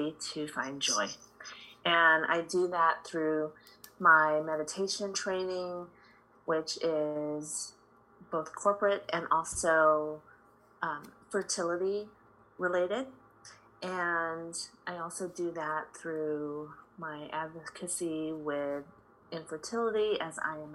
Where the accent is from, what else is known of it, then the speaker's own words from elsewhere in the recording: Chicago, Illinois, United States; I grew up in Chicago. My parents immigrated here from the Philippines